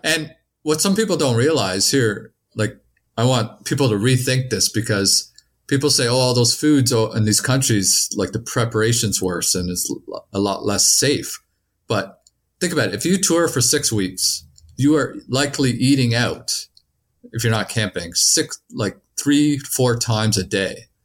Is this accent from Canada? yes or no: yes; Canada; I come from Canada